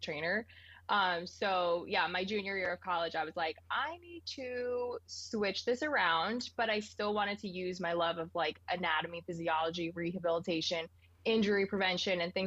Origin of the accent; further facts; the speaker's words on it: Ringwood, New Jersey, United States; moved away as an adult; now in San Diego, United States; I grew up in Ringwood, New Jersey